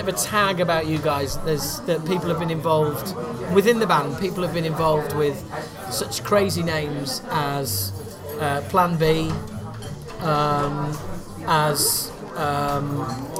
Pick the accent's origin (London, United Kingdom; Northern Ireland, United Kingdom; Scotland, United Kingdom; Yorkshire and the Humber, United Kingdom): Yorkshire and the Humber, United Kingdom; Harrogate; I'm from Harrogate